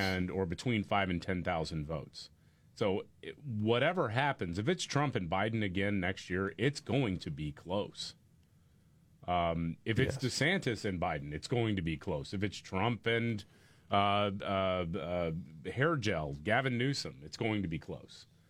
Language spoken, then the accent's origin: English; Houston, Texas, United States; my hometown of Houston